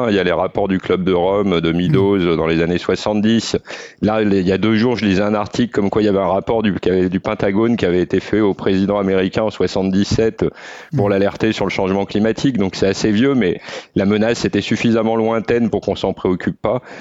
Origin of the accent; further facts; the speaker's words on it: the Alps, France; vu que j'ai grandi dans les Alpes, donc euh, j'ai eu la chance de, pouvoir profiter des montagnes très jeune